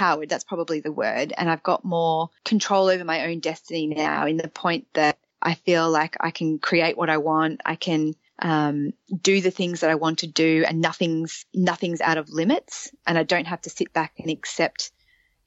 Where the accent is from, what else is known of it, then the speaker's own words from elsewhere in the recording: Australia; moved away as an adult; also born or lived in London; being with an Australian passport